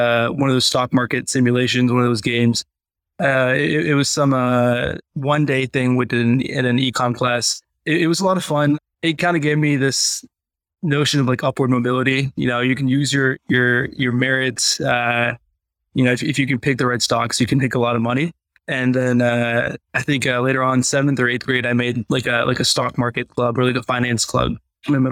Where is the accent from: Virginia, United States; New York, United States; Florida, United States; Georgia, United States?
Virginia, United States; Richmond; also born or lived in Chicago / Vermont / Boston / New Hampshire; and then Virginia by the time I turned 5